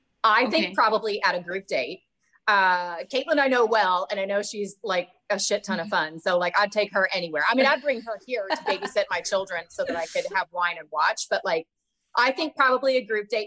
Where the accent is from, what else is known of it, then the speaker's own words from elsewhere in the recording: the South, United States; I never was one of those people that felt super confident doing that because I'm from the South.